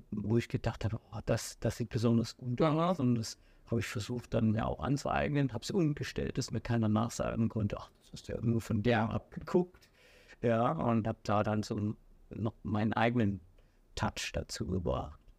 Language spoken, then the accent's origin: German; Saxony, Germany; Ich sag mal, dort, wo ich groß geworden bin, dort, wo ich gelebt habe, das ganze Umfeld, ja. ich sag mal von Leipzig bis, äh, ich sag mal, Zwickau, Plauen, überall, wo es Diskotheken mhm. gibt